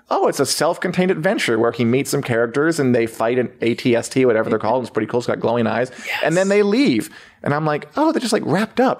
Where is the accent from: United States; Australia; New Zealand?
New Zealand; I'm just here being Kiwi.